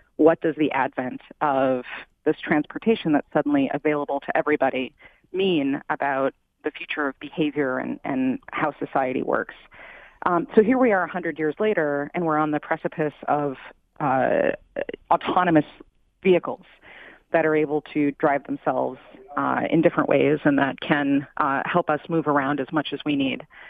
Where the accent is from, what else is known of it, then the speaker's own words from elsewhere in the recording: Midwest, United States; moved away; I'm from the Midwest originally.